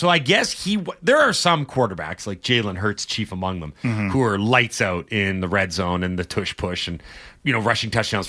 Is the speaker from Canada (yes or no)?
yes; Canada; I grew up in Canada.